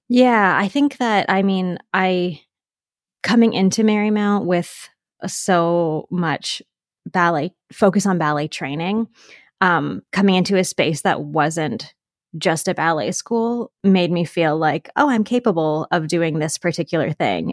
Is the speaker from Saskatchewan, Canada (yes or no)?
no; Pickering, Ontario, Canada; I grew up just outside of Toronto, Canada, in a town called Pickering